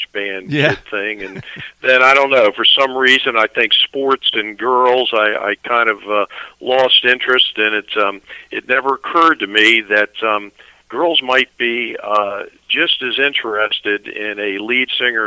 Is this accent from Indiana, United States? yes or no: no; Annapolis, Maryland, United States; also born or lived in Severna Park, Maryland; I'm in Maryland, technically Severna Park, Maryland, but that's just a little bit north of Annapolis, and I'm actually from Annapolis.